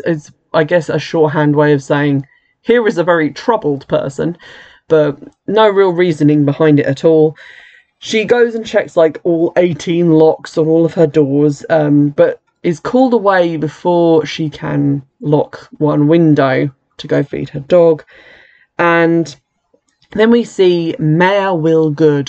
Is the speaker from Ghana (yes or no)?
no; United Kingdom; as a British person